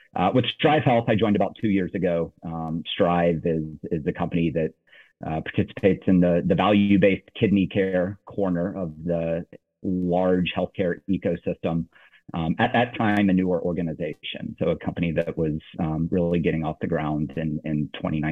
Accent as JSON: {"language": "English", "town": "Nashville", "region": "Tennessee", "country": "United States", "tie": "born or raised there", "also_born_or_lived": "Virginia / Washington, D.C.", "moved": "as an adult", "said": "born and raised in Nashville, Tennessee"}